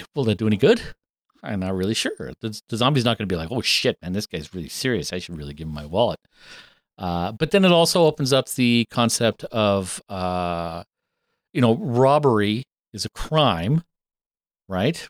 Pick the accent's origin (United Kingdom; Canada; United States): Canada; I'm a fucked up Canadian who doesn't watch hockey